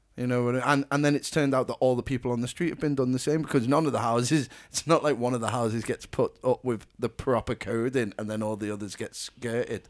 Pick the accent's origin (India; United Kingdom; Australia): United Kingdom; Ellesmere Port, North West England; we're from Ellesmere Port